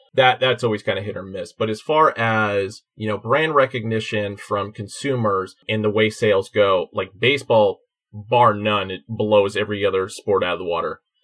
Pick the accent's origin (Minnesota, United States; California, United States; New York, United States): California, United States; Oakland; I'm from Oakland